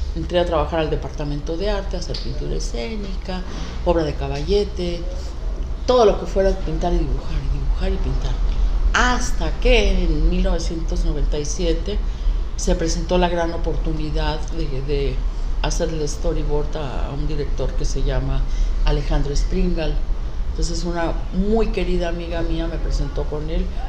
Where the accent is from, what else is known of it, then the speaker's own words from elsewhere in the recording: Acapulco, Guerrero, Mexico; Yo de niña ahí en Caleta